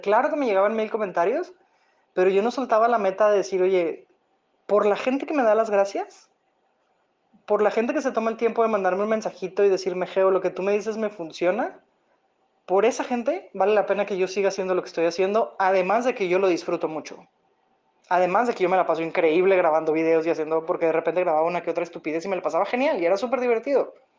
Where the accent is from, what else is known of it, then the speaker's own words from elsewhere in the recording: Monterrey, Nuevo León, Mexico; yo soy de Monterrey, Nuevo León, México